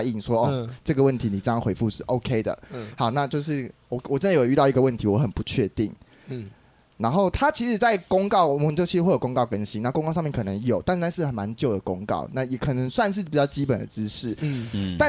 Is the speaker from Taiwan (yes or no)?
yes; Taiwan; 白痴不知道我是台妹是不是啊？